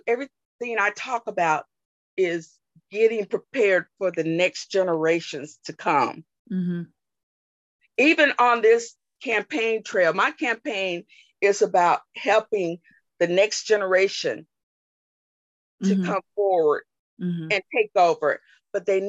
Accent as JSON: {"language": "English", "region": "Alabama", "country": "United States", "tie": "born or raised there", "moved": "yes", "said": "born and raised in Alabama, mm-hmm. in a rural area"}